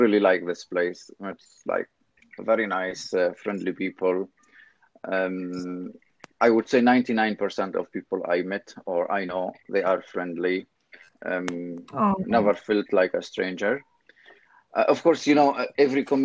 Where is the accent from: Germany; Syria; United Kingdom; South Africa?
Syria; moved away as an adult; also born or lived in Lviv, Ukraine; now in Poland; I left home 11 years ago, directly after graduation. When I finished my master in the English philology, I left Syria directly